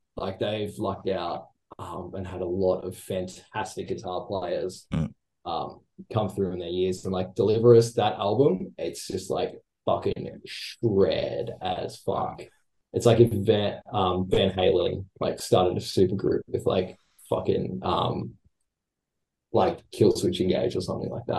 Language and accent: English; Australia; we're all Australian